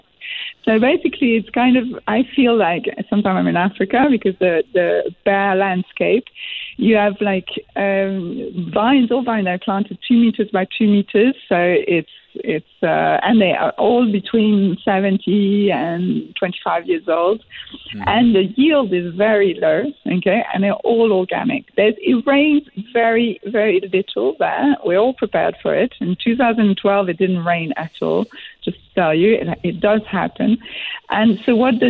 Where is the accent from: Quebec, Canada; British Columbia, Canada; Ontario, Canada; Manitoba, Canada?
Quebec, Canada; moved away; I'm from Quebec